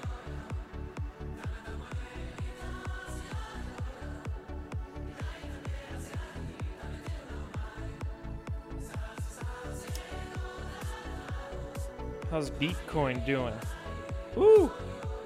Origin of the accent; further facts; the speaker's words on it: Bremerton, Washington, United States; my hometown actually. Bremerton, Washington.